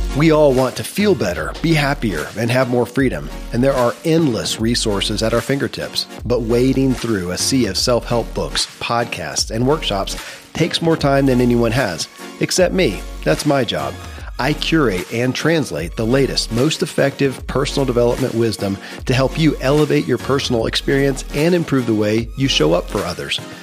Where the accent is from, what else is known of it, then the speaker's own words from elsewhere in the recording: Kentucky, United States; I grew up in Kentucky